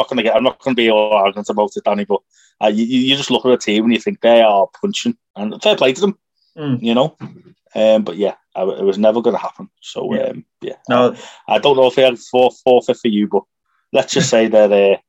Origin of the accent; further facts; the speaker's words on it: Liverpool, North West England, United Kingdom; moved away; my hometown of Liverpool